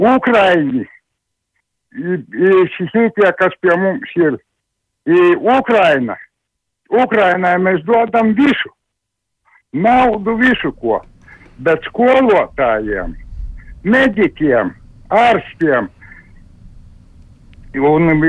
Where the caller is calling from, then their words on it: Latvia; Šeit es no Latvijas pir, pirmo reizi jums zvanu.